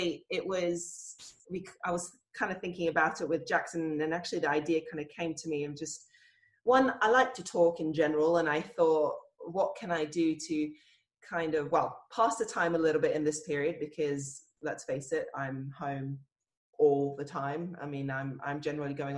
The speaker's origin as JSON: {"language": "English", "country": "Australia", "tie": "born or raised there", "also_born_or_lived": "Hungary", "said": "I was born in Australia and we went to Hungary when I was about five, lived there for about maybe a year or so. And then when we moved back to Australia, the primary school"}